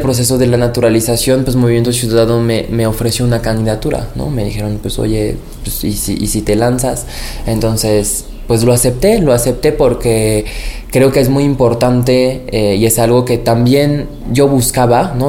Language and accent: Spanish; France; now in Mexico City, Mexico; Nací en Francia, pero soy orgullosamente mexicano por convicción